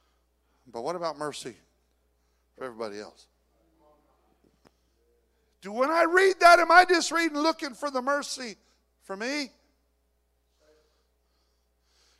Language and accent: English; California, United States; moved away; I grew up down in California